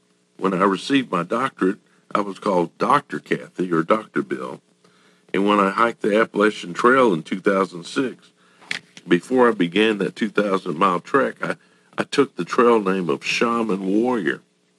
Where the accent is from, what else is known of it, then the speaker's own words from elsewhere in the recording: Japan; born there; …, because I was born in Japan